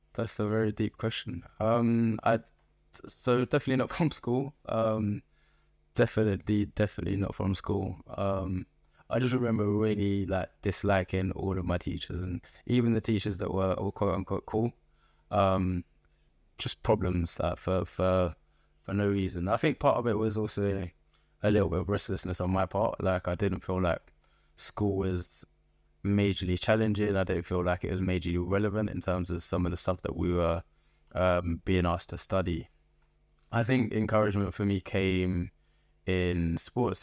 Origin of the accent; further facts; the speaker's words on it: London, United Kingdom; moved away as an adult; also born or lived in Liverpool; now in Birmingham, United Kingdom; I was born in Liverpool to Nigerian immigrants. Um, and spent most of my life in Southeast London